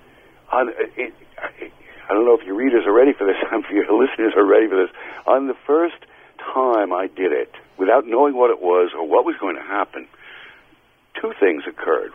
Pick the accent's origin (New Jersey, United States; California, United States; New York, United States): New York, United States; I'm a New Yorker